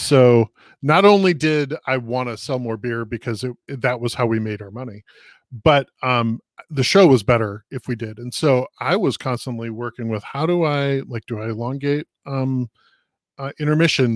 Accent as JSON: {"language": "English", "town": "Minneapolis", "region": "Minnesota", "country": "United States", "tie": "born or raised there", "said": "I grew up in Minneapolis, um, and we're, we're having a racial justice issue here in, in Minnesota right now"}